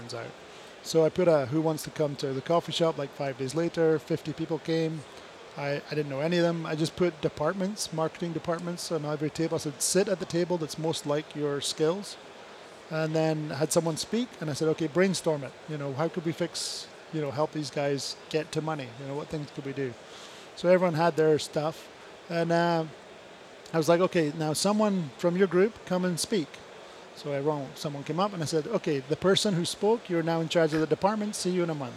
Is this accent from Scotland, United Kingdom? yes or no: yes; Scotland, United Kingdom; I'm Scottish.